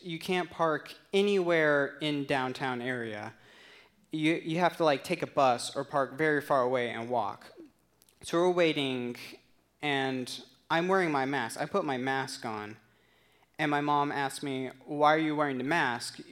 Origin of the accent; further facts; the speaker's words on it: Tucson, Arizona, United States; moved away; Tucson, Arizona, which is my hometown. That's where I grew up.